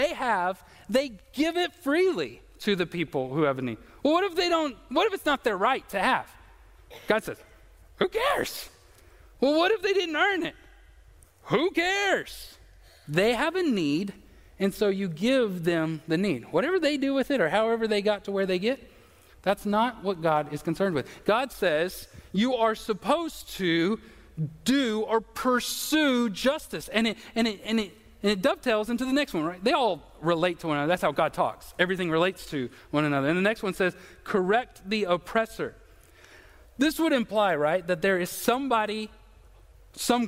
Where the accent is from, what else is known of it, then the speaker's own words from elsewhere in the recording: United States; I'm an American